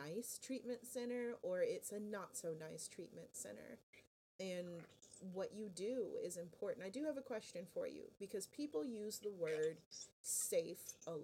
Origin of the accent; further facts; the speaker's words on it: West Palm Beach, Florida, United States; I'm from South Florida, kind of around your neck of the woods, actually, from West Palm Beach area